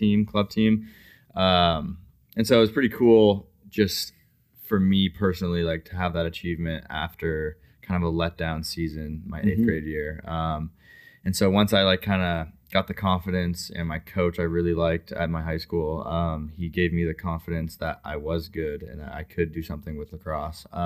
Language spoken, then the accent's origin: English; Colorado, United States; also born or lived in Arizona; when I was like 10, I moved to Colorado